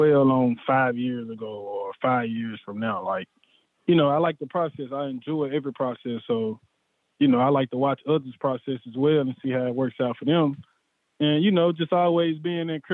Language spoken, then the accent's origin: English; Memphis, Tennessee, United States; I'm from Memphis